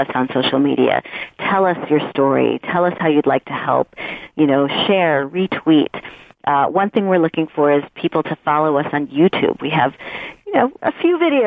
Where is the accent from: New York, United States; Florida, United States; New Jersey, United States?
New York, United States; now in Los Angeles, United States; I'm originally from New York. And I'm Puerto Rican and I'm from the Bronx